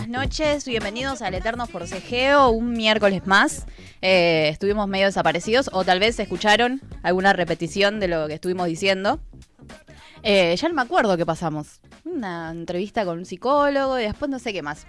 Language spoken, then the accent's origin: Spanish; Argentina